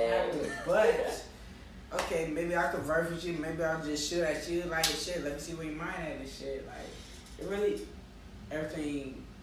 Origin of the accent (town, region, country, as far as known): United States